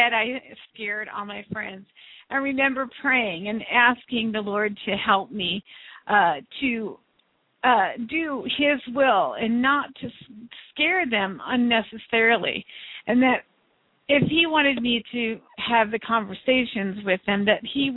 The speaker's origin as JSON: {"language": "English", "country": "United States", "said": "I'm speaking as an American from this country"}